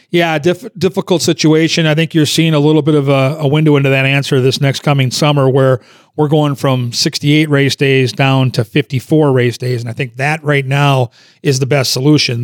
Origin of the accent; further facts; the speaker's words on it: Minnesota, United States; growing up in Minnesota and playing youth hockey in, in that area